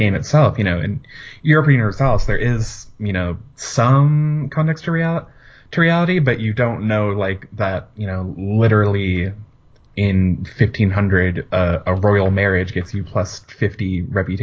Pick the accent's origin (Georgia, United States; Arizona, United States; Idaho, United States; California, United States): California, United States; Orange County area, Southern; also born or lived in San Diego; I'm from Southern California, kind of Orange County area